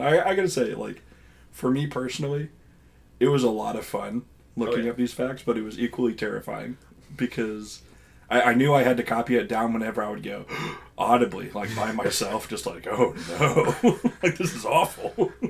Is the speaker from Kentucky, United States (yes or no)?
yes; Eastern Kentucky, United States; also born or lived in South Carolina; I live in Eastern Kentucky and have for most of my life. There were three awkward years in South Carolina, but you know, mom and dad realized, no, we need to go back to Kentucky.